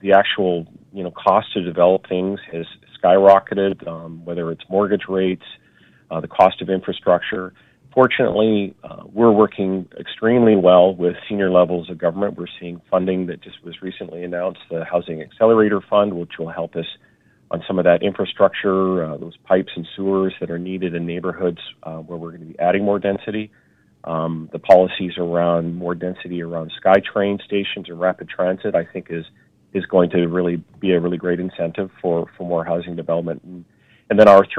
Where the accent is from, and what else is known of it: Vancouver, British Columbia, Canada; born or raised there